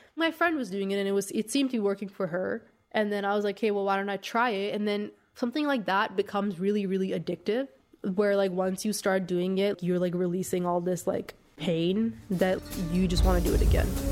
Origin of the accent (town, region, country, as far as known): Masjed Soleyman, Khuzestan, Iran; born or raised there; moved away